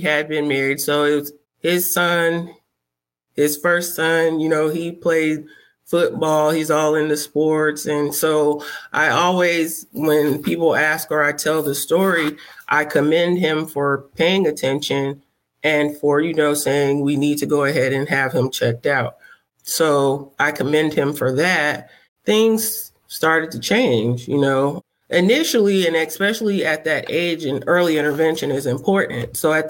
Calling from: Charlotte, North Carolina, United States; I'm calling from Charlotte, North Carolina.

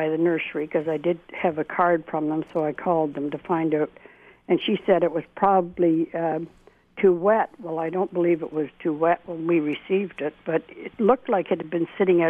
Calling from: Port Rowan, Ontario, Canada; We're calling in from Port Rowan, Ontario.

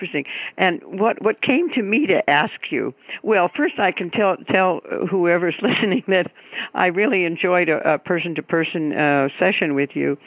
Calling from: Keizer, Oregon, United States; I'm calling from Kaiser, Oregon, which is just a little neighborhood of Salem, the capital

